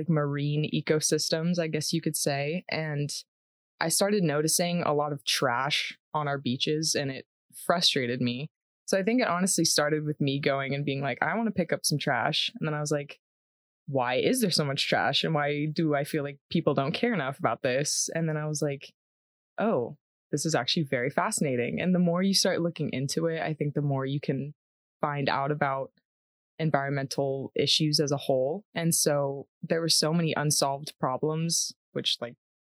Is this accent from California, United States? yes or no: yes; San Diego, California, United States; moved away as an adult; now in Colorado, United States; I'm from San Diego, California